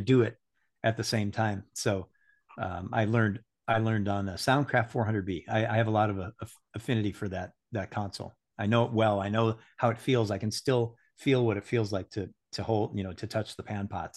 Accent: Saint Paul, Minnesota, United States; I was born in Saint Paul, Minnesota, and grew up

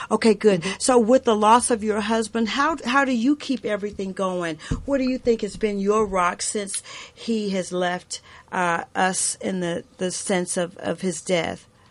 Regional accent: the South, United States; I was raised in the South

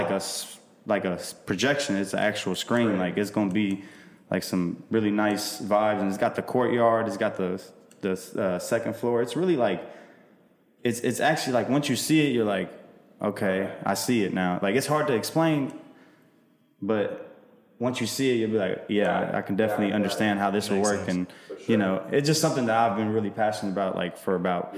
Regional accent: Kosovo; now in United States; So I'm Albanian, but I'm from Kosovo.

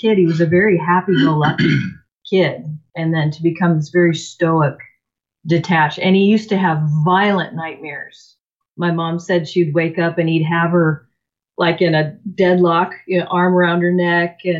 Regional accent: Seattle, Washington, United States; I was born in the Seattle area, so I am a native. I grew up in a family of four

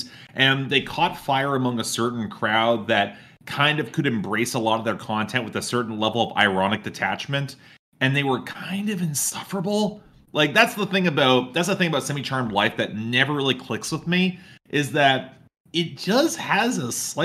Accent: Canada; I am Canadian

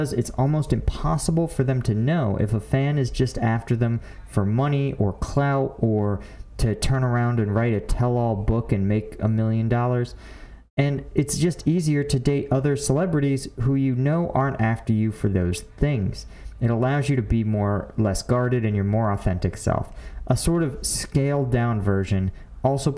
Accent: Philadelphia, Pennsylvania, United States; I'm from Philly.

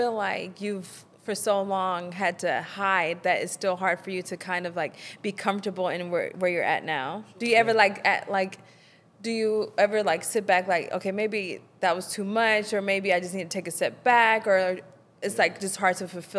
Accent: the South, United States; I think growing up in the South and growing up in the church, and especially if you're in a small church or in a small community

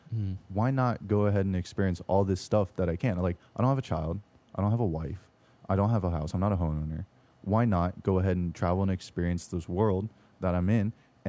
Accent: Orlando, Florida, United States; I'm from Orlando.

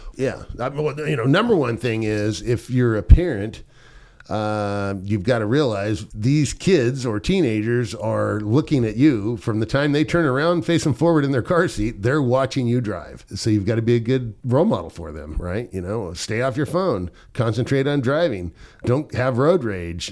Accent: Southern California, United States; I grew up in Southern California

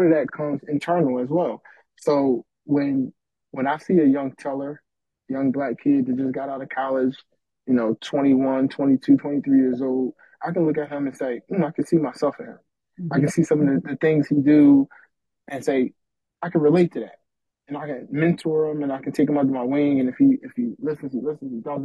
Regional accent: Philadelphia, Pennsylvania, United States; growing up in North Philadelphia, there was no banks in the hood.

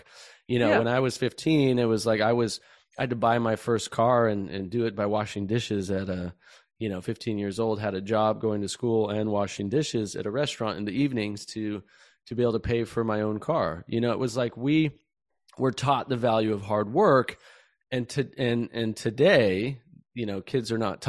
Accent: Montana, United States; I grew up in Montana

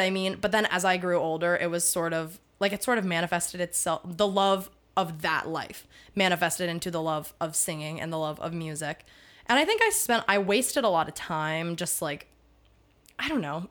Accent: Pittsburgh, Pennsylvania, United States; I'm from Pittsburgh.

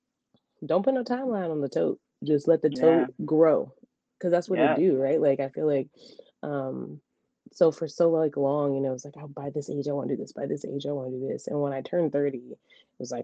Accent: Memphis, Tennessee, United States; Y'all know that's my hometown

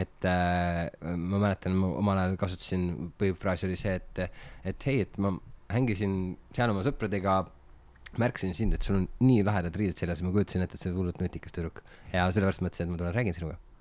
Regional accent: Märjamaa, Rapla County, Estonia; now in Tallinn, Estonia; ma olen Märjamaalt pärit

